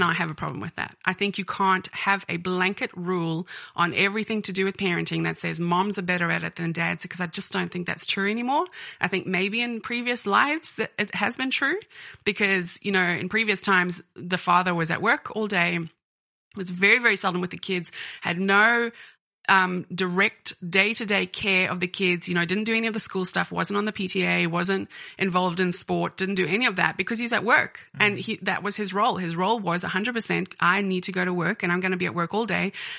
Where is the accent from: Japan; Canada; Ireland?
Ireland; And when I was growing up in Ireland, I actually went to university in Dublin.